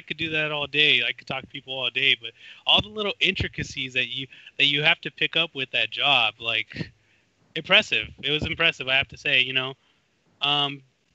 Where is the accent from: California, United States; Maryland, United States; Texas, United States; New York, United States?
California, United States; people would instantly know I'm from California